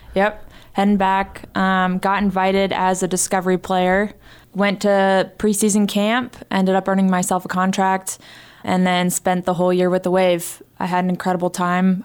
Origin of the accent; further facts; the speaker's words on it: San Diego, California, United States; moved away; also born or lived in Montana; I was in my hometown